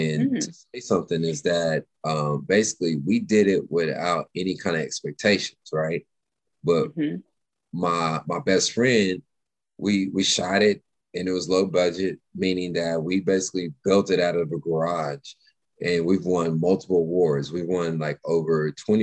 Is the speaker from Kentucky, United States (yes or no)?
no; Nashville, Tennessee, United States; also born or lived in Texas / California / Dallas; now in Los Angeles, United States; I was born in Texas. I grew up in Nashville, and then lived in California, and then I spent 20 years here in Dallas